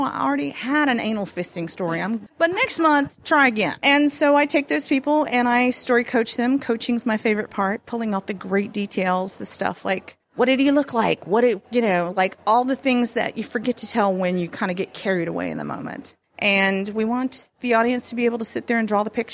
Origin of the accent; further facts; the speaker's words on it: the South, United States; I'm from the South